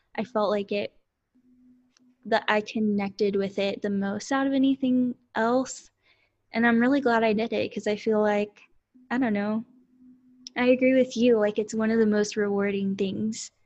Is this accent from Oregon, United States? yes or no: no; Lorena, Texas, United States; also born or lived in Austin, Texas; I grew up in Lorena, Texas, which is very small